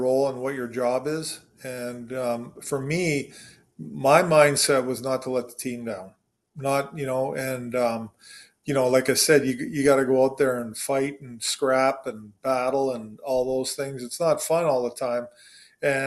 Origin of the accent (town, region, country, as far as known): Canada; born or raised there; also born or lived in Williams Lake, British Columbia